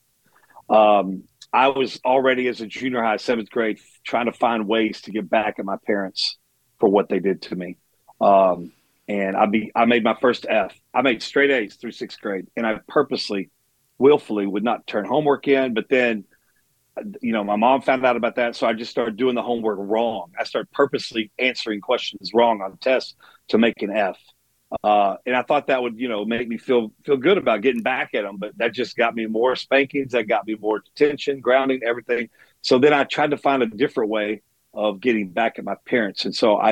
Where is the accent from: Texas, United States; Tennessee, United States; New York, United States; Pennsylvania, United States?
Texas, United States; Dallas; I'm born and raised in Dallas, Texas